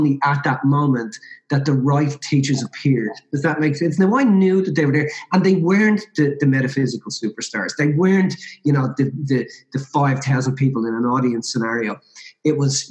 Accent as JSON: {"language": "English", "country": "Ireland", "said": "I'm Irish Catholic originally"}